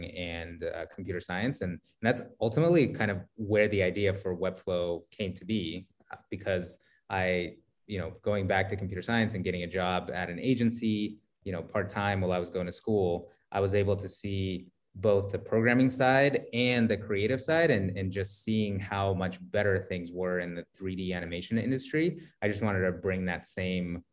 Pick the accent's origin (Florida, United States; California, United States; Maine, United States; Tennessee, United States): California, United States; Sacramento; also born or lived in San Francisco; I grew up in Sacramento, kind of for the latter part of my childhood